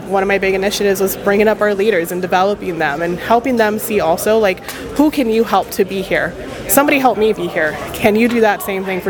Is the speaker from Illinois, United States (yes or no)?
no; Texas, United States; So I'm from Texas, right? We're in my home state of Texas, accepting 40 under 40. My hometown is 5 hours away.